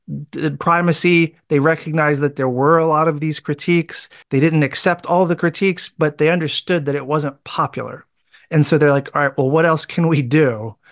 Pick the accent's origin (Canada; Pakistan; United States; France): United States; moved away as an adult; now in Wellington, New Zealand; by, uh, experience in life and birth, I'm American